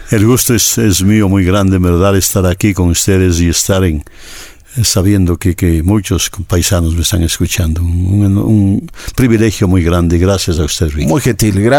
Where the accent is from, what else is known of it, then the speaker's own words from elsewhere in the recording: Cayambe, Pichincha, Ecuador; moved away as an adult; also born or lived in United States; now in Los Angeles, United States; yo sigo siendo un cayambeño, yo sigo siendo un ecuatoriano, yo siendo un, hijo de Pichincha